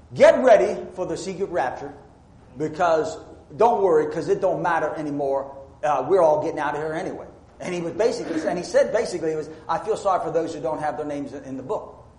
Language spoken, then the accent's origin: English; United States; I say this as an American who's proud of being an American